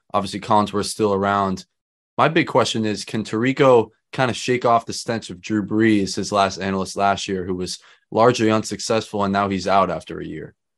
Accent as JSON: {"language": "English", "region": "Massachusetts", "country": "United States", "said": "my home state of Massachusetts"}